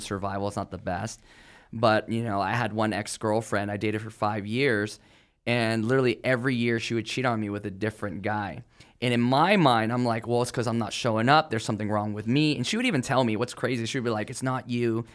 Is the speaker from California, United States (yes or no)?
yes; California, United States; I grew up in California